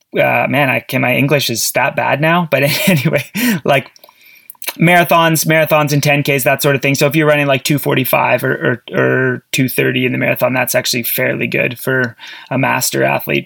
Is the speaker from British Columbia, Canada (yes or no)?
no; Sudbury, Ontario, Canada; I grew up in Ontario, Sudbury, Ontario